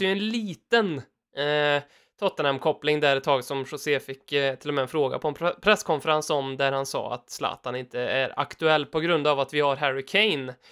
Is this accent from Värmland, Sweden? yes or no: yes; Värmland, Sweden; vi är ju värmlänningar båda två